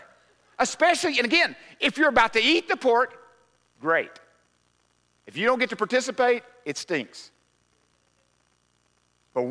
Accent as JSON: {"language": "English", "region": "Arkansas", "country": "United States", "said": "We're from Arkansas"}